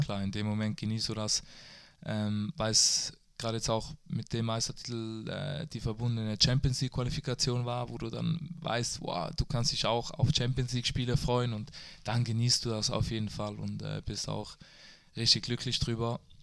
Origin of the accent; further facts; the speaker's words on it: Switzerland; moved away as an adult; now in Germany; ich bin stolzer Schweizer